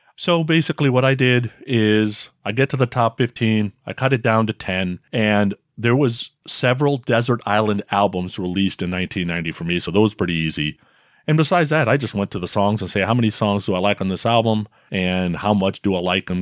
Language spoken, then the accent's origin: English; Bay Area, California, United States; born or raised there